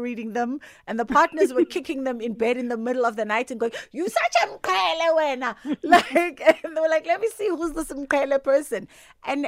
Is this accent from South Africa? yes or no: yes; South Africa; as South African women